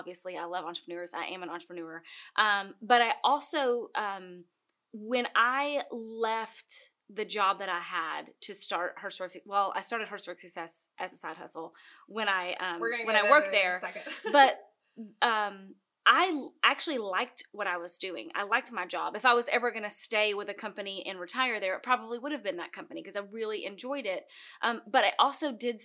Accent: Gainesboro, Tennessee, United States; now in Nashville, United States; I am from Gainesboro, Tennessee.

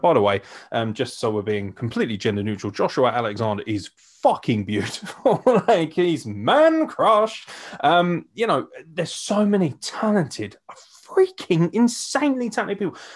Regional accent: United Kingdom; as a British fan

